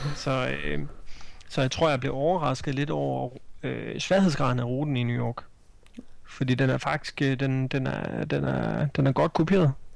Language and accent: Danish; Denmark